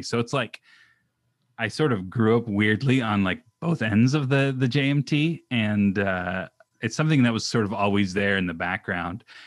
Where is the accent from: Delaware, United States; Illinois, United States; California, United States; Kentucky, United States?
California, United States; Orange County; also born or lived in Pacific Northwest; I grew up in Orange County